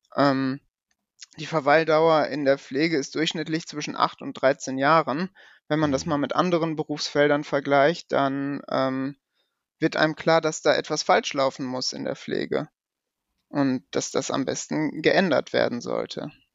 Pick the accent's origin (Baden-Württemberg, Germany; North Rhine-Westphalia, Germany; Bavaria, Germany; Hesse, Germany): North Rhine-Westphalia, Germany; Paderborn; ich komme aus Paderborn